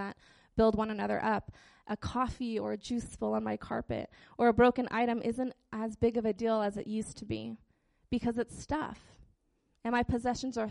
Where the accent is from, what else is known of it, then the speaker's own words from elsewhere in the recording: Utqiagvik, Alaska, United States; Growing up in Barrow, there was a church van that would, like, drive around town and pick up all the hood rat kids